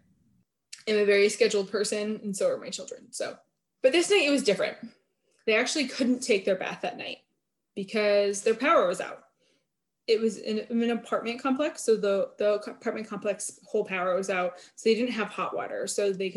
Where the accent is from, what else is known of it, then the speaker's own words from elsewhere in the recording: Vermont, United States; I grew up in Vermont and we didn't even have a Walmart till like 2007